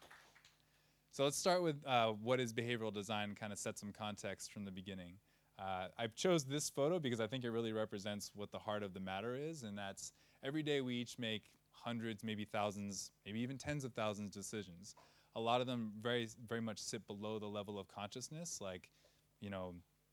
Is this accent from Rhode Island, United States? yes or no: yes; Providence, Rhode Island, United States; moved away as an adult; also born or lived in California / São Miguel, Azores; now in Lisbon, Portugal; I'm originally from Providence, Rhode Island